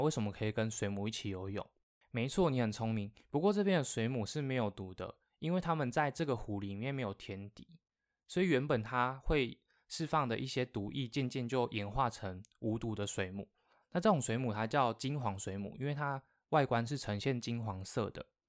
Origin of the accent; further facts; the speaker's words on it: Taiwan; 我们台湾人